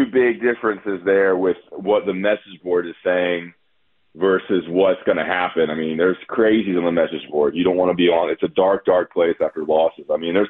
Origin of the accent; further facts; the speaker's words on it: Greensboro, North Carolina, United States; Greensboro is my hometown where they hold the tournament, so I'm here all week.